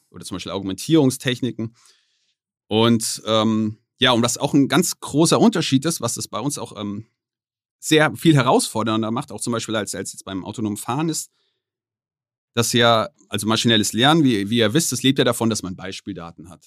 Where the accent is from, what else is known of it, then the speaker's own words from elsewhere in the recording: Germany; ich als Deutscher